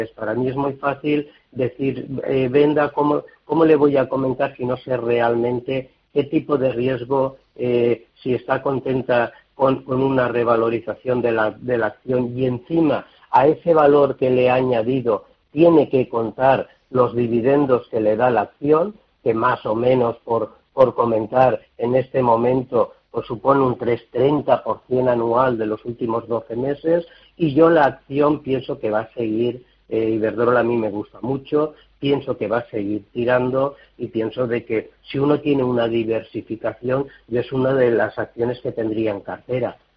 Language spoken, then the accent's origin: Spanish; Madrid, Community of Madrid, Spain; de Madrid.